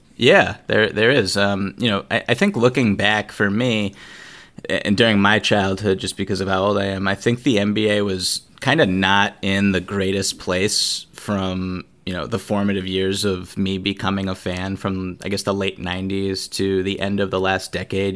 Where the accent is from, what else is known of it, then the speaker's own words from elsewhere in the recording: outside of Boston, Massachusetts, United States; growing up outside of Boston